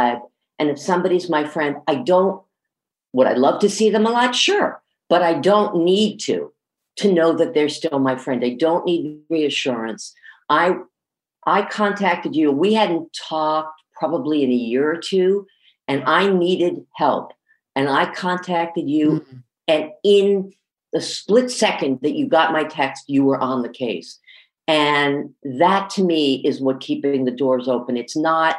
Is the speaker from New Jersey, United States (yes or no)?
yes; Trenton, New Jersey, United States; I grew up in Trenton, New Jersey